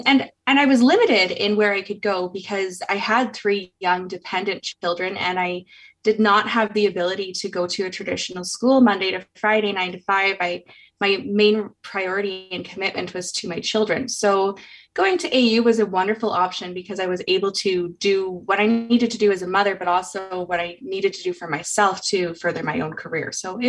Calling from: Calgary, Alberta, Canada; I'm calling in today from Calgary.

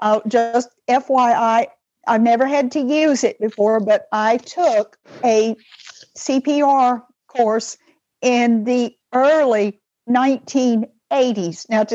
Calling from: Vestavia Hills, Alabama, United States; I am calling from Vestavia, Alabama.

